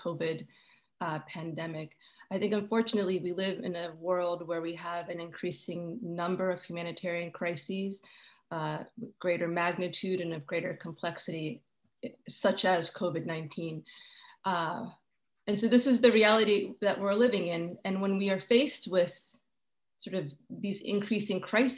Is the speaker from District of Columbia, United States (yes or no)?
yes; Washington, District of Columbia, United States; I was born in Washington, D.C. I've remained in Washington, D.C. all these years